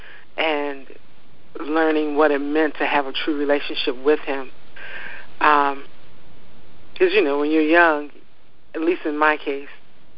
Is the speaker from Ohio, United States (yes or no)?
yes; Ohio, United States; now in Maryland, United States; though I am not originally from Maryland, I'm from Ohio, I am a Marylander in that I love my crab